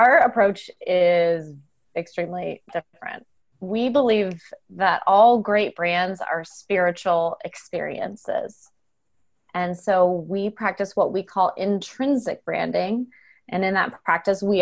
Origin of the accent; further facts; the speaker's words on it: Arizona, United States; I grew up in Arizona